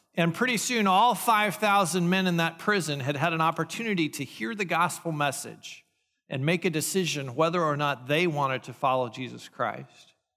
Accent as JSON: {"language": "English", "country": "United States", "said": "I'm an American"}